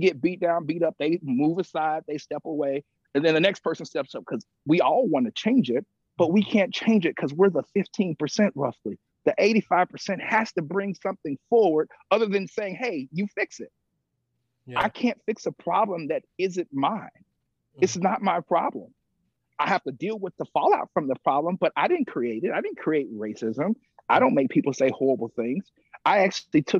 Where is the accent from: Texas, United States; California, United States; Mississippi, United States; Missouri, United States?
Mississippi, United States; I grew up in Mississippi